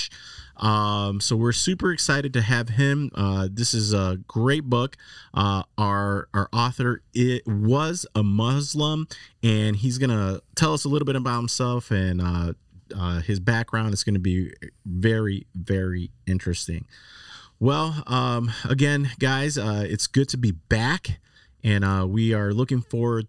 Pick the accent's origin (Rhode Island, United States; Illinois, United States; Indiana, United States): Illinois, United States; Chicago; moved away as an adult; now in Texas, United States; I am from Chicago and I've moved to Texas not too long ago